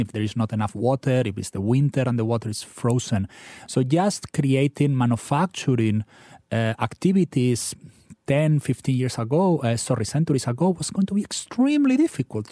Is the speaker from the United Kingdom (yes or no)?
no; Spain; now in Philadelphia, United States; your listeners could probably guess from my funny accent, I'm from Spain.